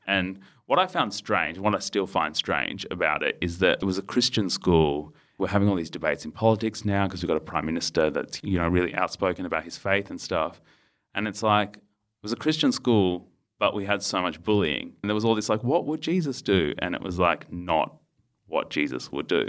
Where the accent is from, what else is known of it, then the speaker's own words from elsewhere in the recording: Melbourne, Victoria, Australia; also born or lived in India / Port Lincoln / Adelaide; we moved from Port Lincoln, pit stop in Adelaide, and then to Melbourne. And I was eighteen months. And then spent childhood here.